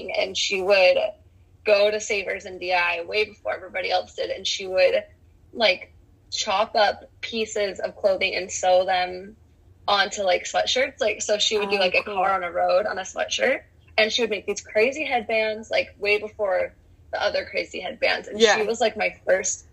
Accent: Cottonwood Heights, Utah, United States; I grew up in Cottonwood Heights, Utah.

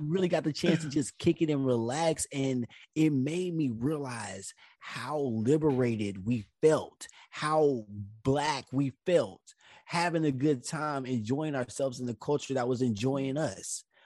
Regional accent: United States; my home country

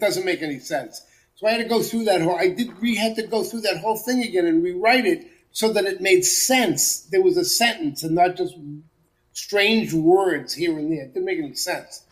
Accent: Central Massachusetts, United States; I grew up in Central Massachusetts

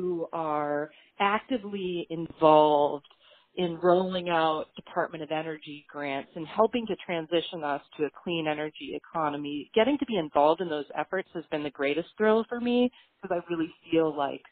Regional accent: Beverly, Massachusetts, United States; my hometown here in Beverly, Massachusetts

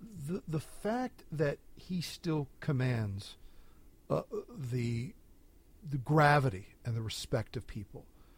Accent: New Jersey, United States; now in Washington, D.C., United States; I'm from New Jersey

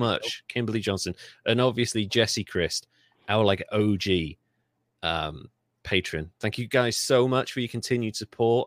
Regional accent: United Kingdom; I'm British

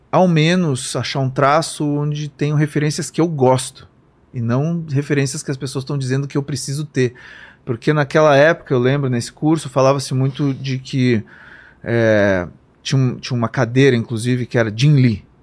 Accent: Porto Alegre, Rio Grande do Sul, Brazil; now in São Paulo, Brazil; que foi o período que eu saí de Porto Alegre, vim para São Paulo trabalhar num, num, estúdio de animação.

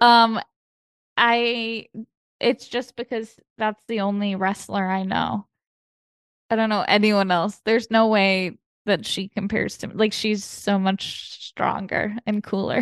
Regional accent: Chicago, Illinois, United States; now in Los Angeles, United States; I'm from Chicago, I'm from, like, the Midwest

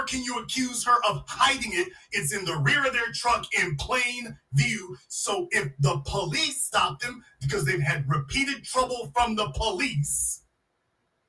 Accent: Louisiana, United States; I'm from Louisiana

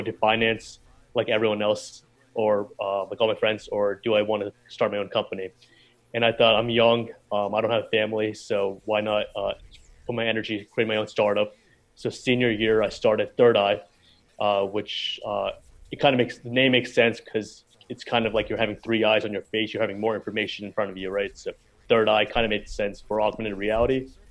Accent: Princeton, New Jersey, United States; also born or lived in Philadelphia; I grew up around New York, in Princeton, New Jersey, dirty Jersey.

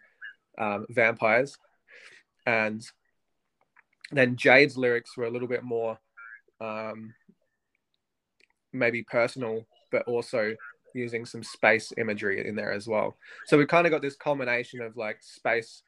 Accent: Adelaide, South Australia, Australia; we're from Adelaide, which is a smaller kind of, it's a smallish city in Australia.

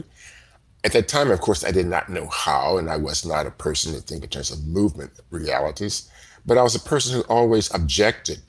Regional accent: Liberty, Missouri, United States; also born or lived in Kansas City, Missouri; I was born in Kansas City, Missouri. My family moved to Liberty, Missouri, which is about 15 miles from Kansas City, when I was about 8 months old

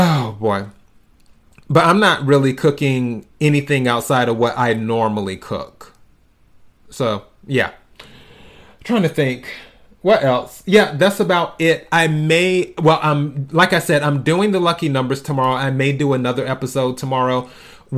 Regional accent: the South, United States; moved away; I'm originally from the South, where you cook certain foods for New Year's Day

